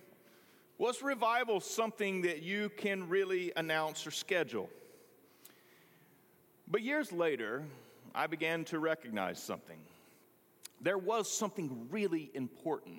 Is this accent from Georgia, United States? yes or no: no; Greenville, North Carolina, United States; moved away; The one Presbyterian church in my hometown, it was on the corner of 14th and Elm, was just simply too much for my family. So Jarvis Memorial became our adopted church.